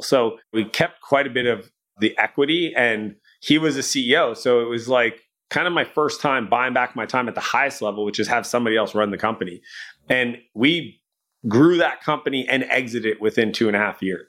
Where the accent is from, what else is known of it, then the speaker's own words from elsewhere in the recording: Canada; I'm Canadian